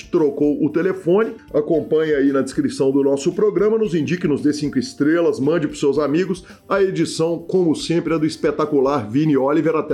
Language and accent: Portuguese; Minas Gerais, Brazil; Mas nós assim. somos mineiros. Mineirinho tá acostumado